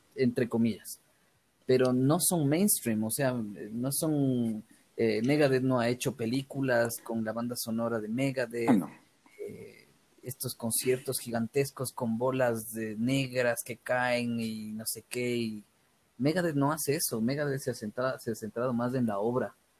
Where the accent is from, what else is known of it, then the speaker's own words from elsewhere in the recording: Ecuador; me regresaba, creo que ese mismo día a Ecuador